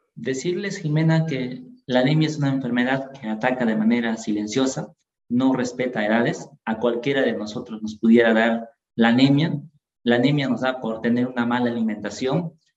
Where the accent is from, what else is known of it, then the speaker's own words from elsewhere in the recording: Ayacucho, Peru; nosotros somos de Ayacucho